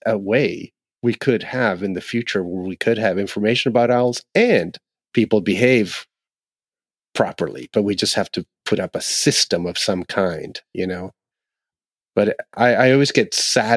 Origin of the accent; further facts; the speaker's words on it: Ontario, Canada; where I grew up in Ontario, where we had a lot of owls in winter